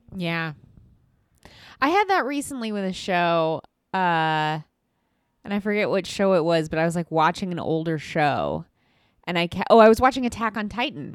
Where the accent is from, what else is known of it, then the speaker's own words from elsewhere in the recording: Midwest, United States; I'm from the Midwest